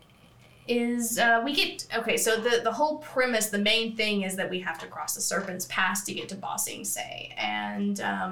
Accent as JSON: {"language": "English", "town": "Knoxville", "region": "Tennessee", "country": "United States", "tie": "born or raised there", "said": "I was born in Knoxville, Tennessee."}